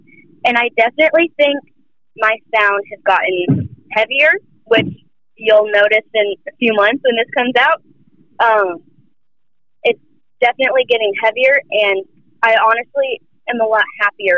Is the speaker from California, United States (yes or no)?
no; Charlotte, North Carolina, United States; I'm actually from Charlotte